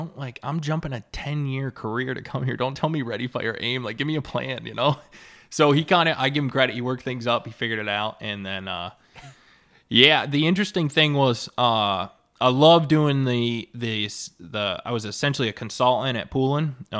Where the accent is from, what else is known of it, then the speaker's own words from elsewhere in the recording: New York, United States; start calling on farms back where I grew up in Central New York, but 4 hours one way once a week